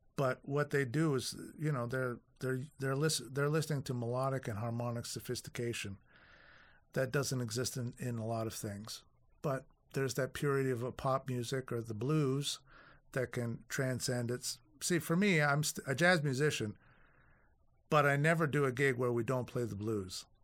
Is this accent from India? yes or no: no; Toronto, Ontario, Canada; also born or lived in Winnipeg; the only time I've ever been out of Toronto